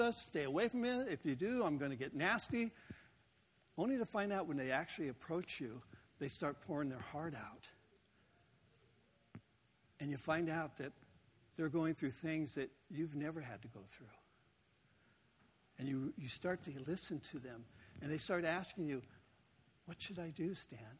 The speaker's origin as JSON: {"language": "English", "region": "Southern California", "country": "United States", "tie": "born or raised there", "moved": "yes", "said": "growing up in Southern California"}